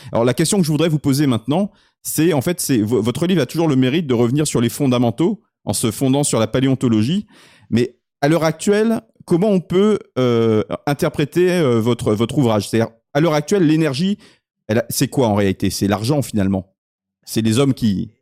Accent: France; en tant que Français

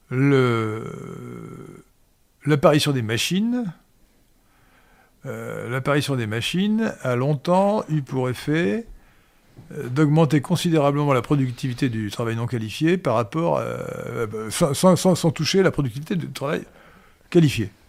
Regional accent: Kenitra, Rabat-Salé-Kénitra, Morocco; born there; C'est pour ça que je suis né à Port-Lioté, aujourd'hui Kenitra.

